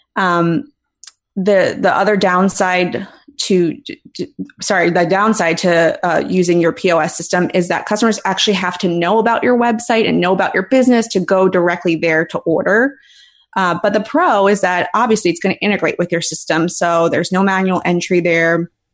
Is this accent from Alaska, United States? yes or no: no; Philadelphia, Pennsylvania, United States; moved away; I'm from Philly originally